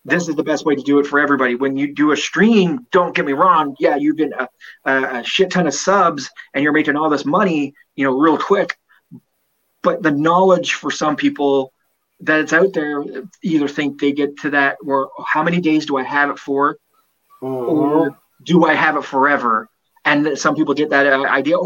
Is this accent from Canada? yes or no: yes; Canada; I'm a Canadian citizen